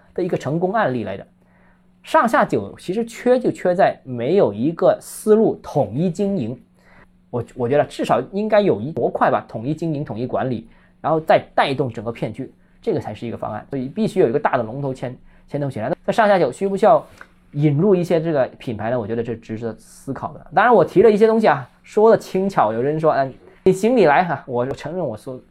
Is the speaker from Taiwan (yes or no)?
no; Guangzhou, Guangdong, China; 我是广州人